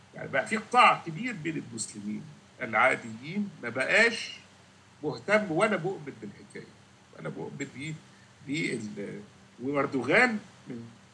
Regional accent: Egypt; now in Canada; عندنا في مصر

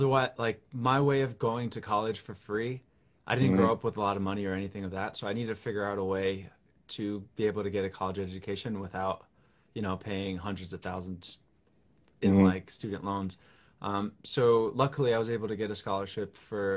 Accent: New York, United States; I'm a songwriter from New York

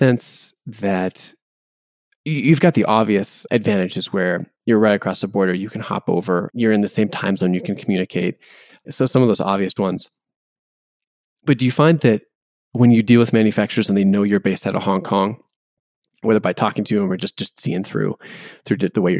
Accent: United States; As an American

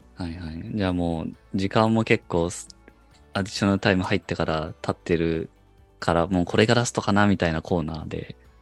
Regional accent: Japan; 我々日本人サポーター

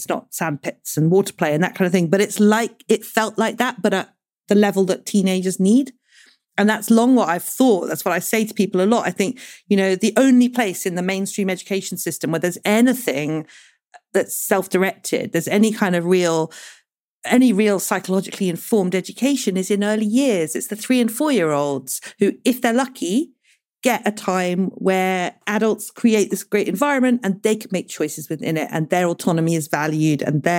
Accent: United Kingdom; we voted in the UK to leave the European Union, which meant that before 2016, we all had the right as British people to go and live and work anywhere in Europe.

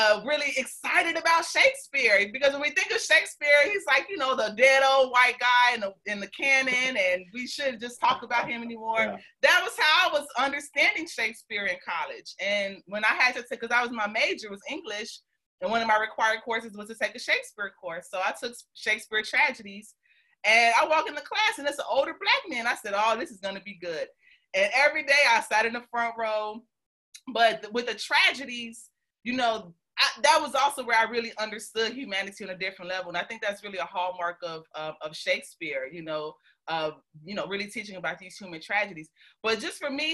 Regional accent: Chicago, Illinois, United States; I'm from Chicago, but my mother raised me in the suburbs

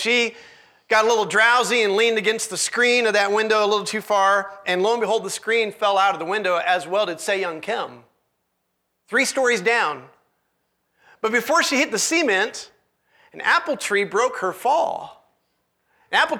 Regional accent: Illinois, United States; now in Boise, United States; I'm originally from Illinois

